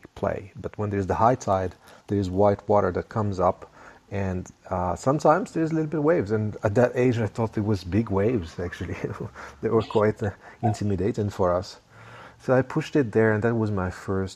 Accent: Rabat, Rabat-Salé-Kénitra, Morocco; I grew up there in Rabat, the capital of Morocco

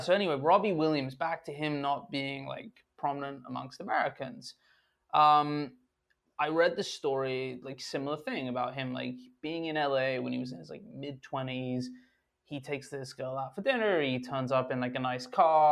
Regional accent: London, United Kingdom; me as a Londoner

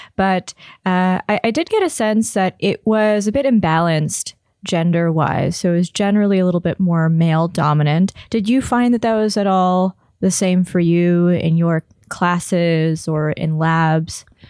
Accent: Toronto, Ontario, Canada; I'm born and raised in Toronto

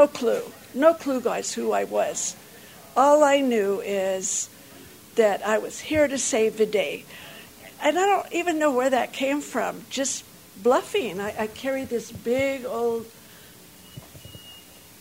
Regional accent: North Carolina, United States; I grew up in North Carolina

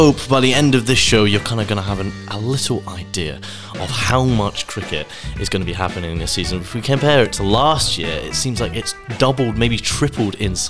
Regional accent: Scotland, United Kingdom; accent: English; That's where my English accent comes in. I am proud Scottish, but it doesn't sound it all the time.

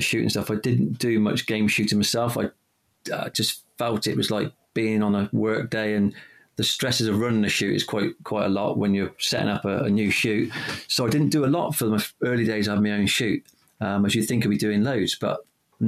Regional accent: the Cotswolds, South West England, United Kingdom; I grew up in the Cotswolds

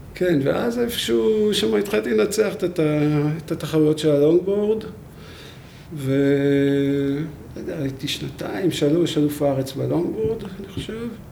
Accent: Beit Herut, Central District, Israel; גדלתי בבית חרות

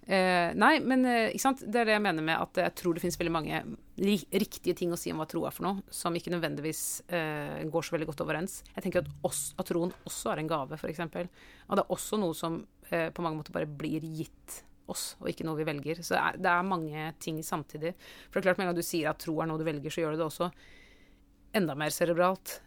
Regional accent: Oslo, Norway; jeg vokste opp i Oslo

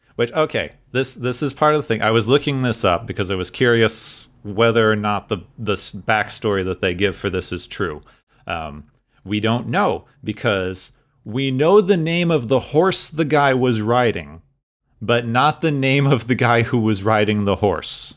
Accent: Arizona, United States; where I grew up in Arizona

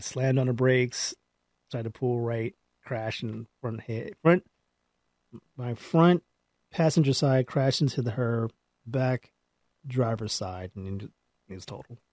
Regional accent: Palmdale, California, United States; I grew up in Palmdale

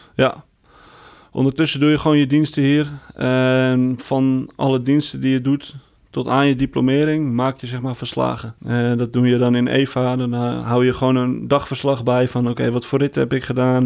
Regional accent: Heerhugowaard, North Holland, Netherlands; ik kom zelf uit Herengewaard

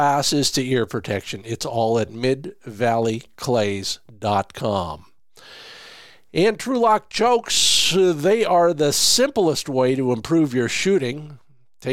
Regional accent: South Dakota, United States; my home state, South Dakota

